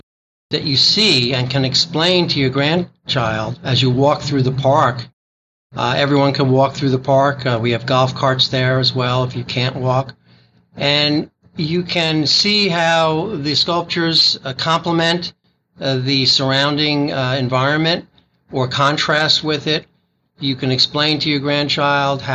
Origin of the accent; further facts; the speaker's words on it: New York City, New York, United States; moved away; I grew up in Brooklyn